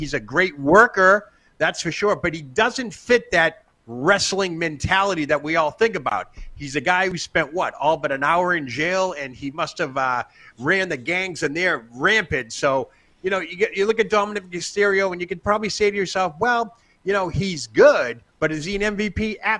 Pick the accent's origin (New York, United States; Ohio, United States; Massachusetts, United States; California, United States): Massachusetts, United States; Boston; Well, I did go to broadcasting school, and I had learned how to get rid of my ahs because I'm from Boston.